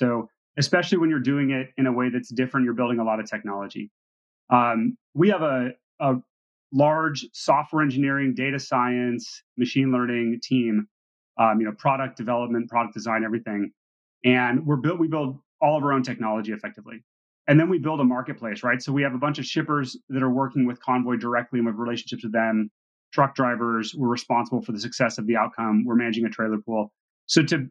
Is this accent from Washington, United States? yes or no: yes; Seattle, Washington, United States; my background is, I grew up in Seattle